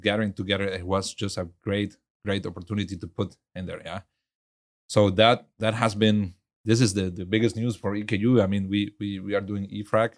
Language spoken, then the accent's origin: English; Venezuela; also born or lived in Germany; now in Houston, United States; I grew up in Venezuela